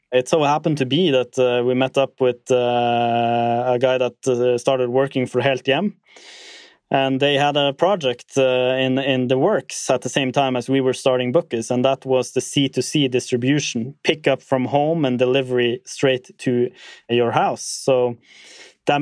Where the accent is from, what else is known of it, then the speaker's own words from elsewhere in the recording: Tromsø, Troms, Norway; my hometown, Tromsø